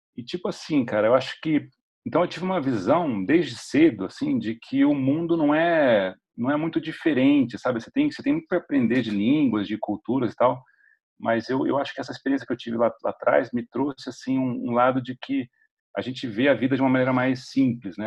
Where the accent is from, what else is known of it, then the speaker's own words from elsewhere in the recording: São Paulo, Brazil; moved away as an adult; also born or lived in United States / San Francisco / Uberlândia; sou paulistano. Eu moro em São Paulo hoje, mas assim, eu morei 13 anos no, nos Estados Unidos